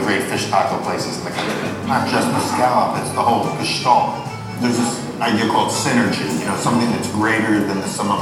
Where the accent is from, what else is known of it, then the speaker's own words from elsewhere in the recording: Philadelphia, Pennsylvania, United States; Growing up in Philadelphia, just outside the city limits